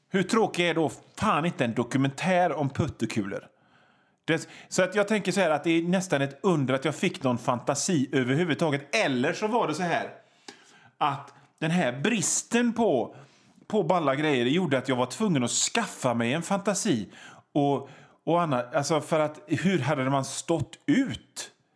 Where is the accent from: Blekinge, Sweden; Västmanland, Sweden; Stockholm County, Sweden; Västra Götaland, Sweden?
Västra Götaland, Sweden; Hönö; also born or lived in Gothenburg; ute på Hönö där jag kommer ifrån